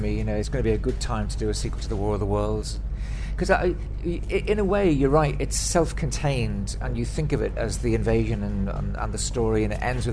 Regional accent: Liverpool, North West England, United Kingdom; I'm from Liverpool and I went to a good Catholic grammar school there

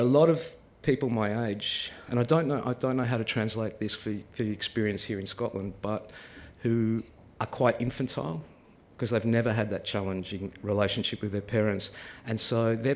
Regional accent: Melbourne, Victoria, Australia; I grew up in Melbourne

